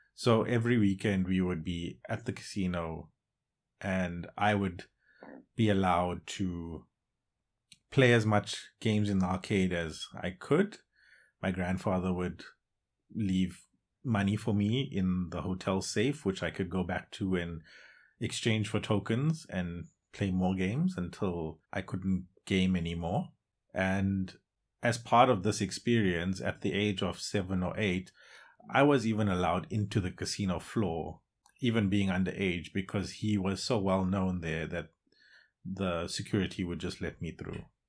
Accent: Johannesburg, Gauteng, South Africa; moved away as an adult; also born or lived in Durban, South Africa; now in Netherlands; born in Durban, South Africa, and at a very young age moved to Johannesburg, where I was raised for the majority of my life. Now, I live in the Netherlands.

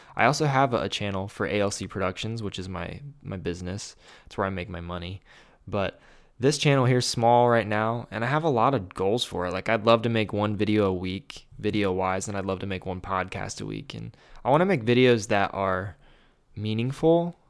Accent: Grove City, Ohio, United States; I was born in Grove City, Ohio

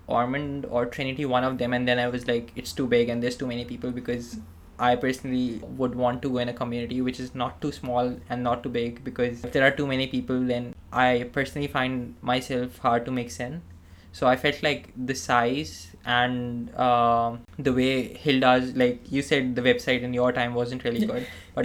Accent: Pakistan; moved away as an adult; now in Australia; when I came from Pakistan to Australia, I didn't have any friends, any relatives, anyone I knew in Australia. It was just like a new country, new college, new university.

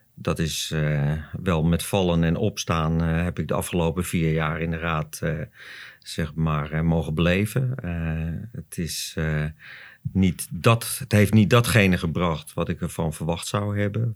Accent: Zandvoort, North Holland, Netherlands; ik ben geboren op Zandvoort, ook dat nog. Dus ik heb ook nog eh, mijn hele leven eh, hier gewoond.

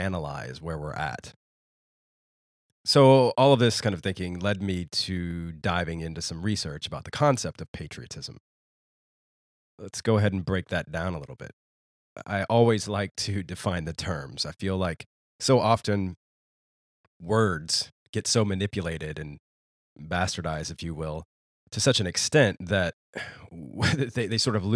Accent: United States; moved away as an adult; a man that has deliberately chosen to live outside of the United States, my home country, for well over a decade

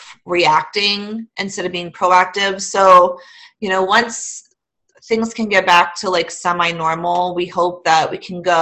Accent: Massillon, Ohio, United States; also born or lived in Louisville, Ohio / Green, Ohio; I grew up in Maslin

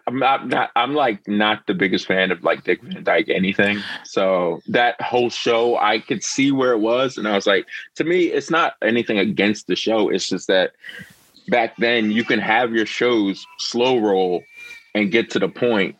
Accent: United States; as an American

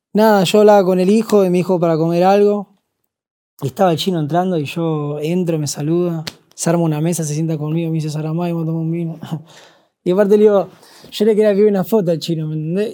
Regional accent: Argentina; Yo hablo como argentino

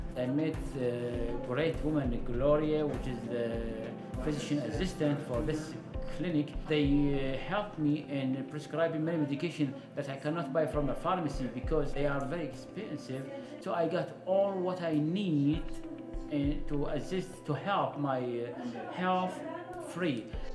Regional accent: Baghdad, Baghdad Governorate, Iraq; moved away as an adult; now in Austin, United States; I'm 55 years old. I'm from Baghdad, Iraq. I'm a senior doctor of family medicine specialist. I came here to the United States with my family and living in Austin since 2014.

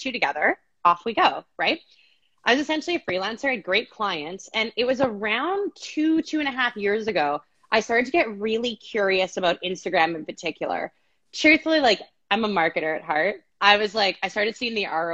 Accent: Canada; moved away as an adult; now in Phoenix, United States; I'm Canadian

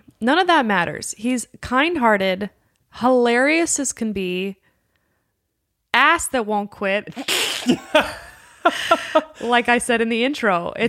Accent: Los Angeles, California, United States; I'm born and raised in Los Angeles

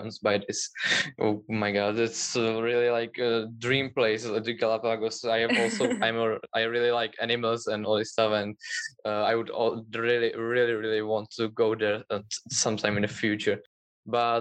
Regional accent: Czechia; I'm from Czech Republic

